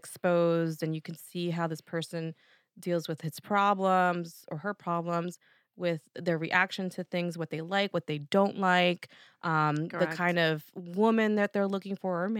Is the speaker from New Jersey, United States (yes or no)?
yes; New Jersey, United States; accent: Jersey; back to my Jersey accent. Let me get back to East Coast mode here